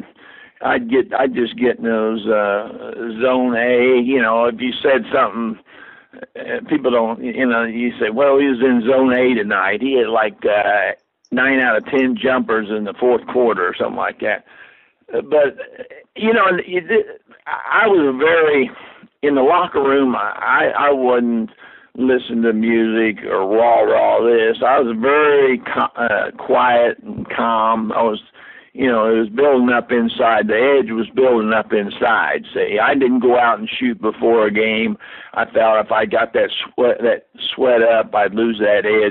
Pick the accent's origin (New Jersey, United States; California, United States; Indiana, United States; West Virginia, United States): Indiana, United States; Lebanon; these New Yorkers that came in here thought we were a hick town. We were